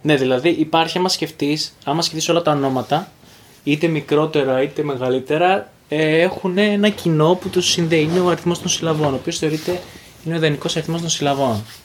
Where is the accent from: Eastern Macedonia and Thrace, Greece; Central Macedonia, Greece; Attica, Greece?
Eastern Macedonia and Thrace, Greece; Xanthi; also born or lived in Thessaloniki; εγώ γεννήθηκα και μεγάλωσα στην, ε, στην Ξάνθη